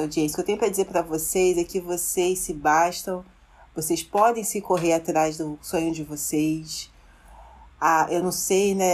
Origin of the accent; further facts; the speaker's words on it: Brazil; como brasileira